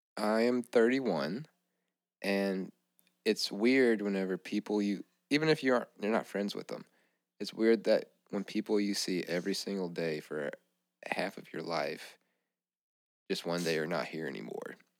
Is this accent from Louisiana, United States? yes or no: yes; Louisiana, United States; we grew up in Louisiana.